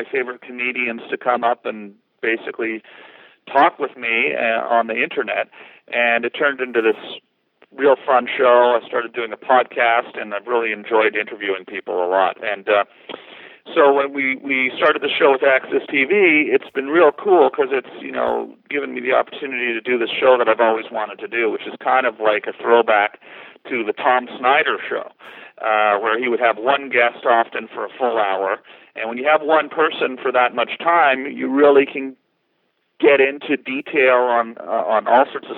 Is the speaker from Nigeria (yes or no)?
no; Canada; being Canadian